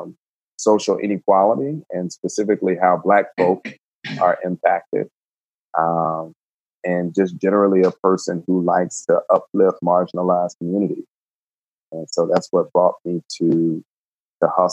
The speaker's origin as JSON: {"language": "English", "region": "Georgia", "country": "United States", "tie": "born or raised there", "moved": "as an adult", "lives_now": "Winston-Salem, United States", "said": "born and raised in Georgia"}